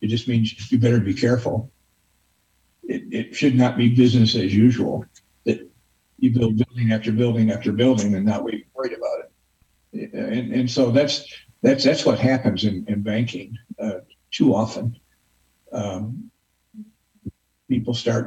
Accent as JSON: {"language": "English", "town": "Bryan", "region": "Ohio", "country": "United States", "said": "I'm from Bryan, Ohio, a town of 8,000 people in Northwest Ohio."}